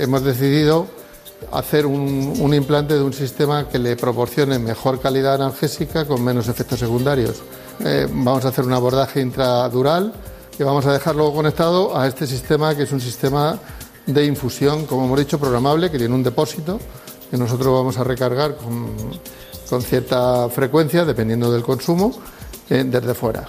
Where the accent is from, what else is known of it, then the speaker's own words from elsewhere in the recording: Madrid, Community of Madrid, Spain; yo nací en Madrid, pero eh, los orígenes de mis padres en, en Palencia